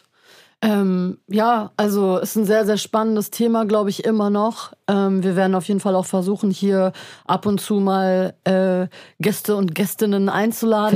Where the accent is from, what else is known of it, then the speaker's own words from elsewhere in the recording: Berlin, Germany; wir kommen aus Berlin, hier ist irgendwie eine Metropole